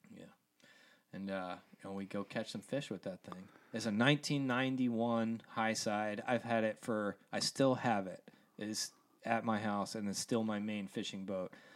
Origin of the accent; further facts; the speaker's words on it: Columbia, Maryland, United States; moved away; also born or lived in Estes Park, Colorado / Atlanta; I grew up in Columbia, Maryland